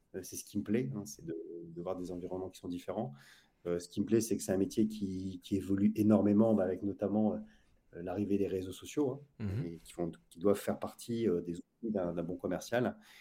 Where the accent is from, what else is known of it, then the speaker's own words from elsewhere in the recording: Lille, Hauts-de-France, France; also born or lived in Saint-Maur, Val-de-Marne; now in Saint-Maur-des-Fossés, France; je suis originaire de Lille